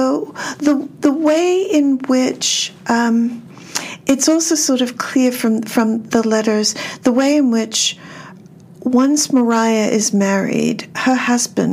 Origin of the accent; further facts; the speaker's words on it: Australia; now in United States; I'm originally from Australia, so I don't have any genealogy to do over here.